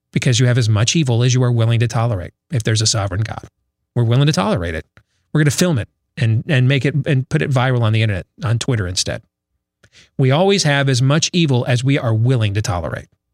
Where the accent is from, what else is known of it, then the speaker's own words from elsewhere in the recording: Iowa, United States; my home state